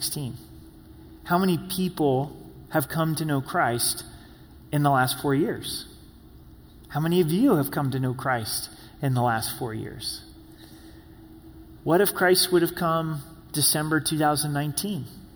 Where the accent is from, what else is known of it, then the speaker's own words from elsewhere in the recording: Medford, Oregon, United States; also born or lived in Grants Pass, Oregon; now in Colorado Springs, United States; I was born in Grants Pass, lived in Medford, the Rogue Valley. It's my home as a kid